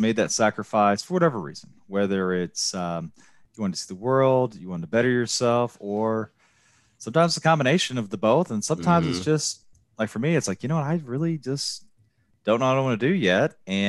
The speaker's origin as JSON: {"language": "English", "region": "Midwest", "country": "United States", "said": "I was from the Midwest at the time."}